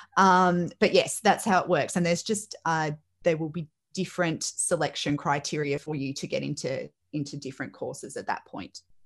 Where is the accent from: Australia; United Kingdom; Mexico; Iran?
Australia; Melbourne, Victoria; I grew up in the Northwest